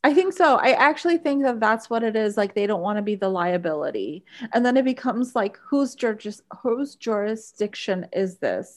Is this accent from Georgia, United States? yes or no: no; Bayonne, New Jersey, United States; we grew up in Bayonne